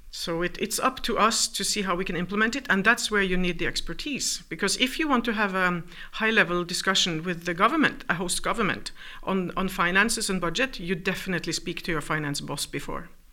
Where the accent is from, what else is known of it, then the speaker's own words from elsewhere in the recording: Norway; moved away as an adult; also born or lived in New York; I'm from Norway